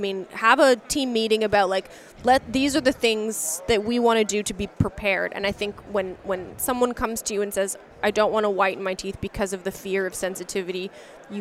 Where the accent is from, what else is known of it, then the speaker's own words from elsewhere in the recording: Toronto, Ontario, Canada; You're here in my hometown.